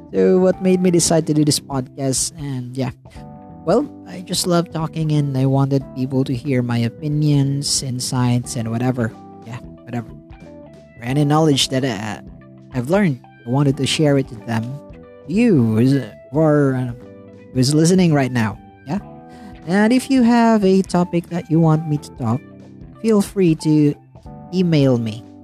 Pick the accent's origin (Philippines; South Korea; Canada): Philippines; from the Philippines